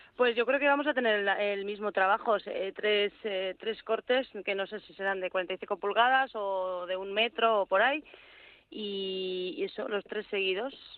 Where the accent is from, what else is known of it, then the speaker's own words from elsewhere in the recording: Navarre, Spain; yo soy muy navarra